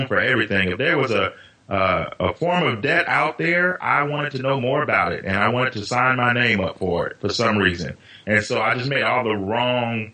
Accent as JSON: {"language": "English", "town": "Chicago", "region": "Illinois", "country": "United States", "tie": "born or raised there", "said": "growing up in Chicago in the mid-90s"}